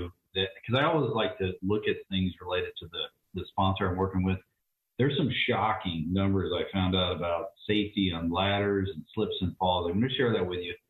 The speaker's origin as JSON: {"language": "English", "town": "Olympia", "region": "Washington", "country": "United States", "tie": "born or raised there", "said": "where I grew up in Olympia, we had a great house"}